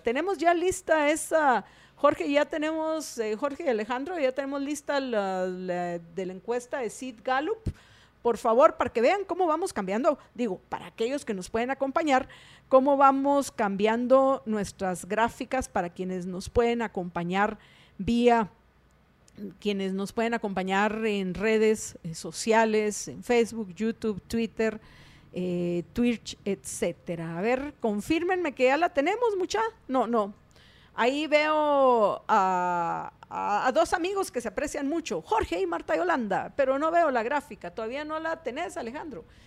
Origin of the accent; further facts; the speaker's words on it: Guatemala; qué cariñosones que parece que somos los guatemaltecos